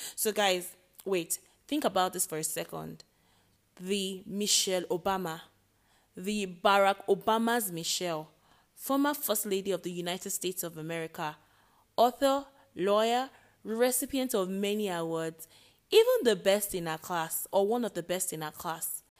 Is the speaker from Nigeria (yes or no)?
yes; Nigeria; I am Nigerian